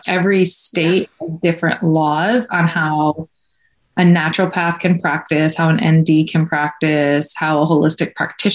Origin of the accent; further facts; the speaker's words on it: Michigan, United States; now in California, United States; I'm from Michigan, but I moved to California